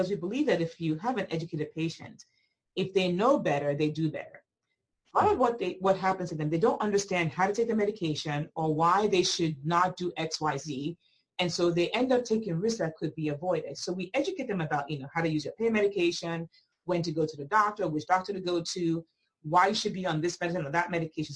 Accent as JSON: {"language": "English", "country": "Nigeria", "tie": "born or raised there", "moved": "yes", "lives_now": "United States", "said": "I grew up in Nigeria"}